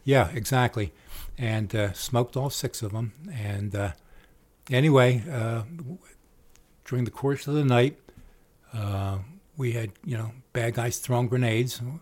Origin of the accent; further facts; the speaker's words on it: Trenton, New Jersey, United States; We're all from Tretton